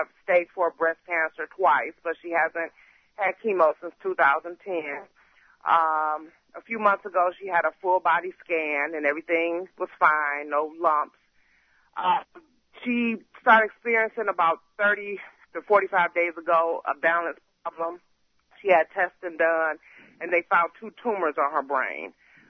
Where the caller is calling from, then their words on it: Detroit, Michigan, United States; I'm calling from Detroit, Michigan